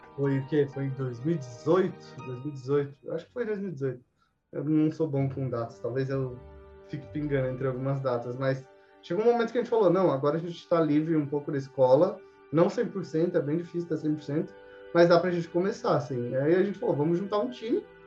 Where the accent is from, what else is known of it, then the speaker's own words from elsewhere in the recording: São Paulo, Brazil; moved away as an adult; also born or lived in Mauá; now in Curitiba, Brazil; eu sou de São Paulo, tava tá, eu nasci em São Paulo